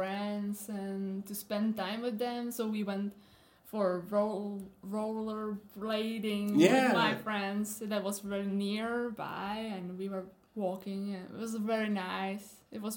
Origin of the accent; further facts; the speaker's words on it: Czechia; also born or lived in Pilsen; I was born in Pilsen, but then we moved to countryside, then we moved again, and then again, and then that was the time we moved to Novotniki. So I went to kindergarten there since I was 3 years old, then to elementary school.